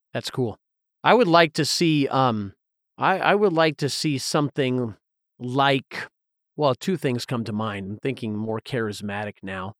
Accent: Southern Appalachians, Southeast, United States; growing up in the Southeast in the, in the Southern Appalachians

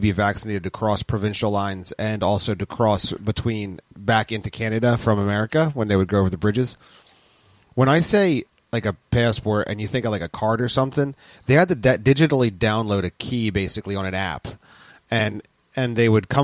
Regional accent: New Jersey, United States; we're from New Jersey

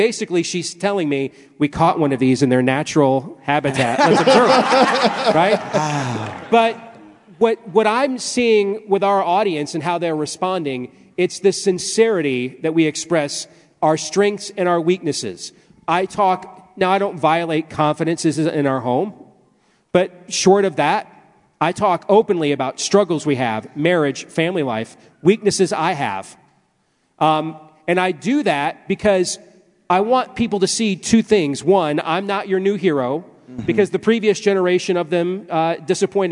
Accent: Iowa, United States; I am still from Iowa

